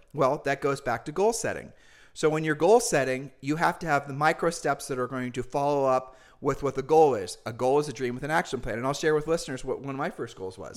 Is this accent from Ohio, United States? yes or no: yes; Ohio, United States; We're humble people from Ohio